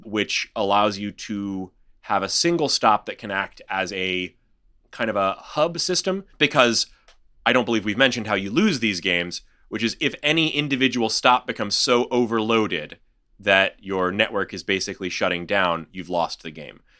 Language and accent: English; Houston, Texas, United States; my hometown here